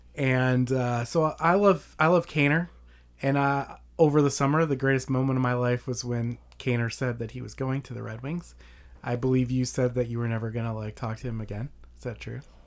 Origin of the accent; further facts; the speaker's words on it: Detroit, Michigan, United States; moved away; I grew up in Detroit